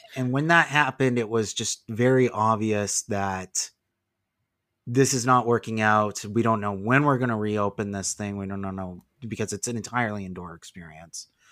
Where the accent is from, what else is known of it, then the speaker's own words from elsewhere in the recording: Las Vegas, Nevada, United States; also born or lived in California; I live in Las Vegas. I've lived here for most of my life.